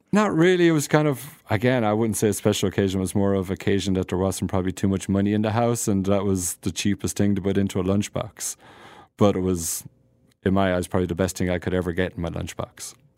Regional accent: Ireland; moved away as an adult; now in United States; I'm an Irish guy and grow up on potatoes and vegetables

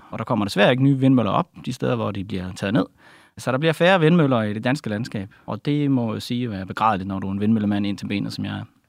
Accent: Denmark; jeg er selv fra Jylland

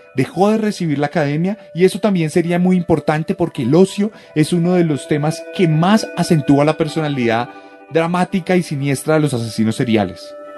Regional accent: Colombia; producido en Colombia. Y aquí donde nací yo

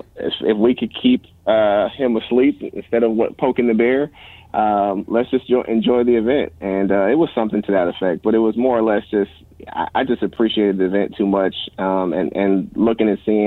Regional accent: Sacramento, California, United States; also born or lived in Sunnyvale / Oakland; I grew up in Sacramento, born and raised there, but used to live in Sunnyvale and Oakland

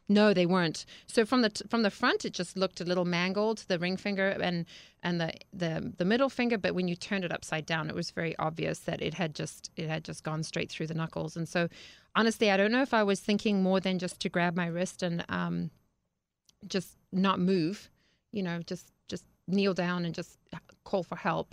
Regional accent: Harare, Zimbabwe; moved away; I grew up in Zimbabwe, Africa

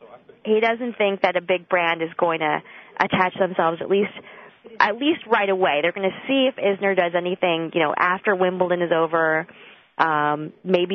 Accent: Chicago, Illinois, United States; I'm from Chicago

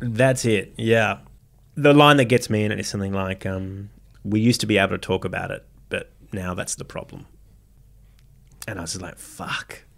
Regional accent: Parramatta, New South Wales, Australia; someone growing up in Parramatta and, uh, Parramatta City Council, um, area

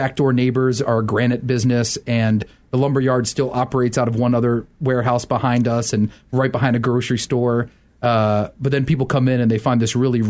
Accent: United States; moved away as an adult; also born or lived in Wheaton; I grew up right outside of Washington, D.C.

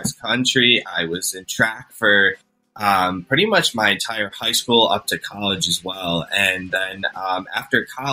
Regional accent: Cleveland, Ohio, United States; I'm from Cleveland, Ohio, and the clinic is, you know, one of the top hospitals in the country. So I was very lucky to have that on my doorstep

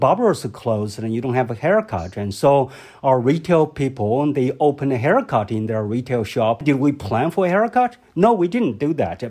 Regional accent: Hubei, China; moved away; my hometown, Hubei province

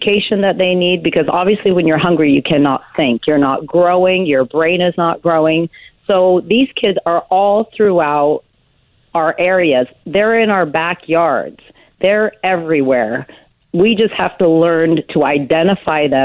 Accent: Portland, Oregon, United States; I was born and raised right here in Portland, Oregon

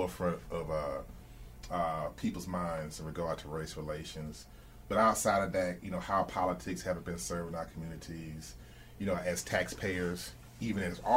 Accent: Atlanta, Georgia, United States; I'm from the Atlanta area

